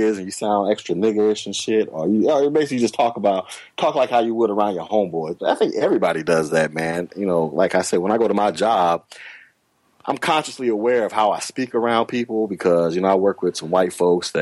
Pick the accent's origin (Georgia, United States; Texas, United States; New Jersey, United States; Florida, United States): Florida, United States; I grew up in Florida. So I'm in the dirty South